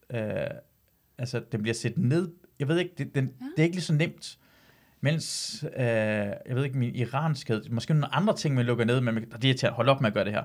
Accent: Iran; now in Denmark; jeg er iraner

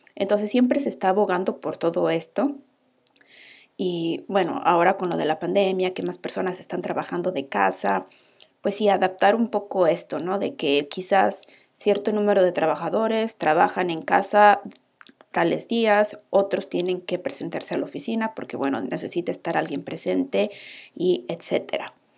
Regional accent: Mexico; moved away as an adult; now in Iceland; …

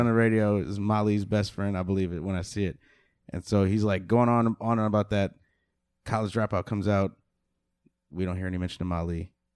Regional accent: Chicago, Illinois, United States; growing up in Chicago, I drove my mom's Volvo everywhere.

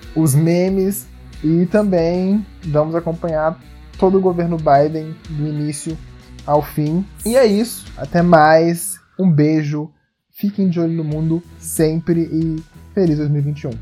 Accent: Brazil; como brasileiros

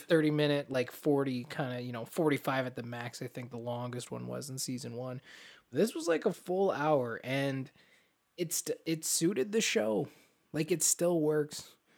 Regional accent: Canada; As Canadians

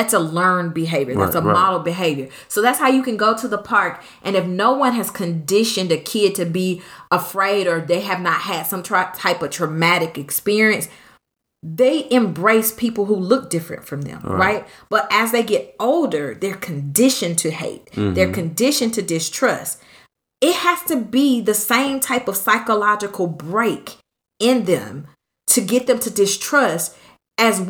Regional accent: California, United States; I'm from California. Originally

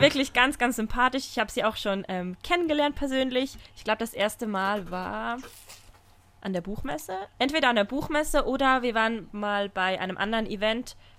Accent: Switzerland; Bei uns in der Schweiz

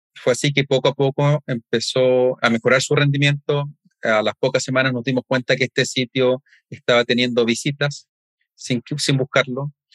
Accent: Chile; en mi país, en Chile

